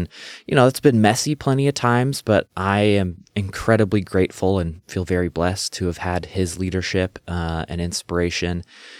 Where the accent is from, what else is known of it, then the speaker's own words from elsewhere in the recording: Renton, Washington, United States; Well, yeah, I grew up in Renton, Washington. It's on the bottom end of Lake Washington. It's where Boeing headquarters is and Seahawks practice fields.